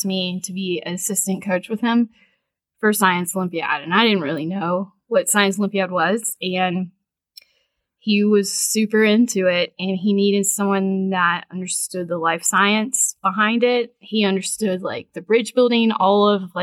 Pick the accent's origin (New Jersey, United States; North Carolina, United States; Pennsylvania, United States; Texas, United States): North Carolina, United States; Gastonia; I grew up in Gastonia and very proud